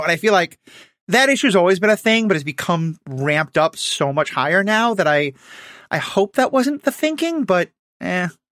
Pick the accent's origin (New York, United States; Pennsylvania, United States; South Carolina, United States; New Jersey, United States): New York, United States; New York City; moved away; I grew up in New York City where seven eleven just doesn't exist